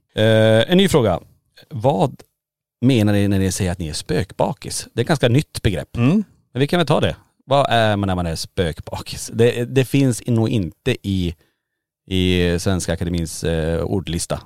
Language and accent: Swedish; Kiruna, Norrbotten County, Sweden; moved away as an adult; now in Borås, Sweden; vi bor ju i Borås. Ja. Men är födda och uppvuxna i Kiruna.